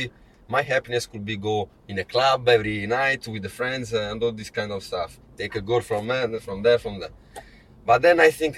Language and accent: English; Naples, Campania, Italy; English is a second language; moved away; I'm from Naples